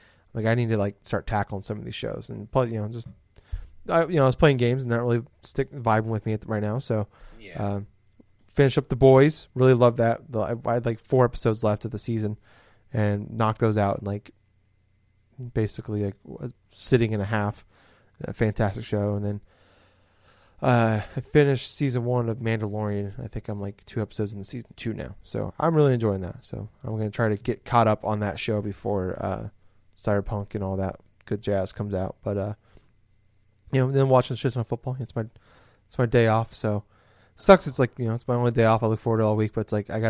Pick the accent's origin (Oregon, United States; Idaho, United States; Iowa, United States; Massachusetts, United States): Iowa, United States; Des Moines; I'm from Des Moines, it's the biggest city in Iowa